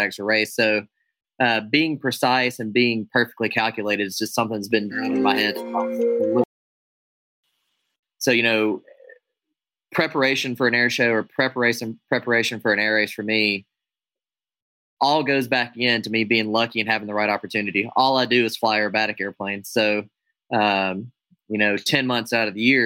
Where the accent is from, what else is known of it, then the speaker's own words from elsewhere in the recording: United States; I'm an American aerobatic air show pilot